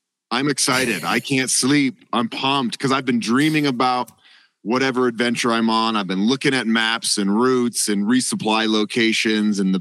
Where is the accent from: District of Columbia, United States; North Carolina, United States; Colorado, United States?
Colorado, United States; Boulder; also born or lived in Honduras; I am sitting in my little apartment in Boulder, Colorado, where I was born and raised